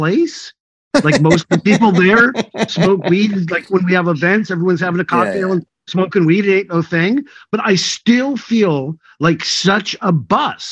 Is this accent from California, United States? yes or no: yes; North Valley, California, United States; I was from North Valley